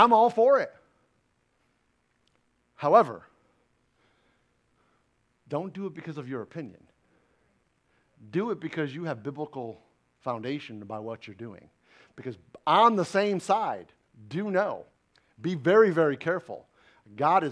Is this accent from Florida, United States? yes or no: no; New York, United States; now in Jacksonville, United States; I'm a New Yorker